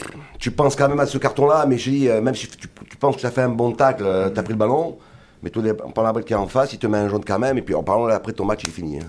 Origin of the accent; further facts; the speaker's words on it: Nice, Provence-Alpes-Côte d'Azur, France; Moi, en tant que niçois, hein, moi, je suis au club depuis 1974